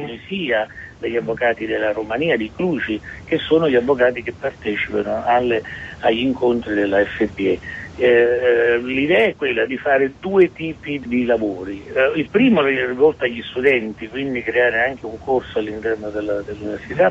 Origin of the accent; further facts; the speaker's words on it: Naples, Campania, Italy; essendo napoletano